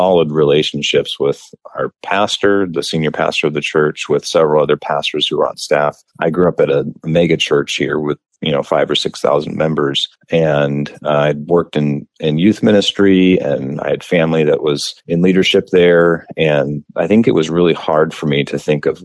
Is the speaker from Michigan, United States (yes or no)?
no; Escondido, San Diego area, California, United States; I grew up in the neighborhood just adjacent to the seminary